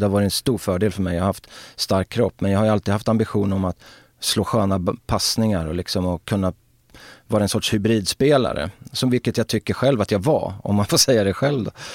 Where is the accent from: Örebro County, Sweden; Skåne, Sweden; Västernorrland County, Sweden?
Örebro County, Sweden; Örebro; det var ett strulområde, Markparken på den tiden, där jag växte upp alltså på 70-talet och Markparken vid den tidpunkten var ju liksom Örebros